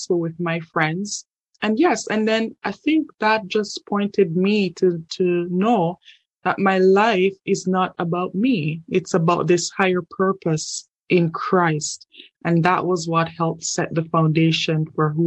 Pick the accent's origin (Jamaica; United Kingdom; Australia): Jamaica; moved away as an adult; now in Canada; I'm originally from Jamaica, and I moved to Canada in 2012.